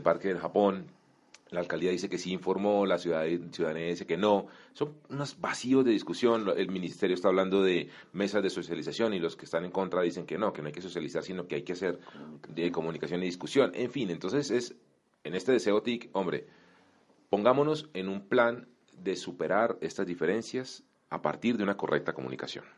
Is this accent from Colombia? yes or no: yes; Colombia